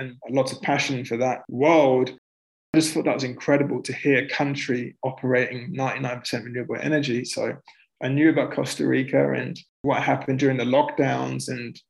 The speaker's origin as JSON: {"language": "English", "region": "England", "country": "United Kingdom", "said": "Like, would you do it in England? Like, in my home country, would you do it in Canada? Because I'm a citizen."}